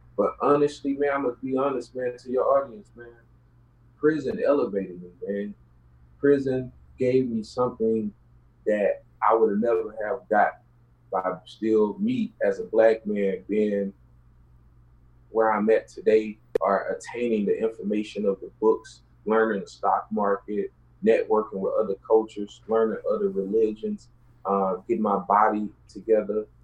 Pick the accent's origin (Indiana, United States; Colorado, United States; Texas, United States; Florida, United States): Texas, United States; Houston; I grew up in South Park. My mom stayed in Yellowstone. I was born in South Park.